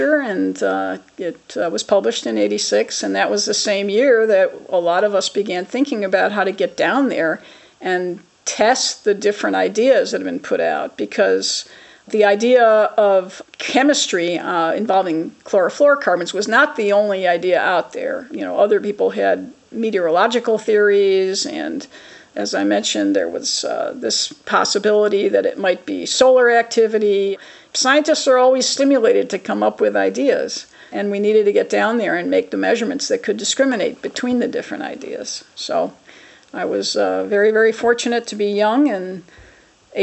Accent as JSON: {"language": "English", "town": "Chicago", "region": "Illinois", "country": "United States", "said": "I'm originally from Chicago"}